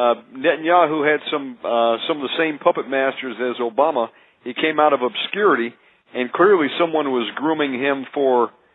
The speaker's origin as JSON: {"language": "English", "country": "United States", "said": "I'm an American."}